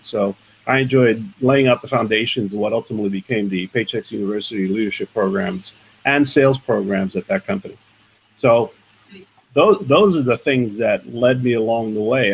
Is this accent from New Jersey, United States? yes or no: no; New York City, New York, United States; I grew up in the in the uh, borough of Manhattan, New York, on what is called the Lower East Side today